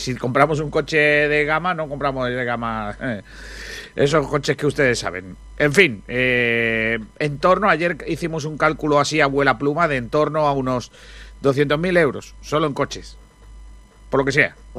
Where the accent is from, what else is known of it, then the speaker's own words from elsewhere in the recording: Rincón de la Victoria, Andalusia, Spain; la gente de mi pueblo